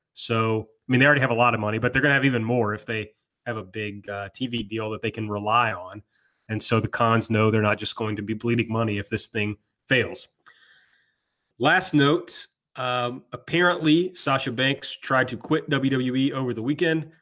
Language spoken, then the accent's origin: English; the South, United States; I'm also from the South